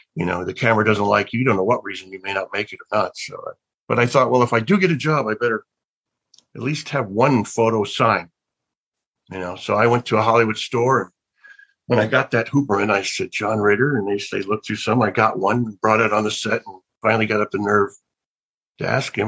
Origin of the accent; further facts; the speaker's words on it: Birmingham, Alabama, United States; I was born in Birmingham, Alabama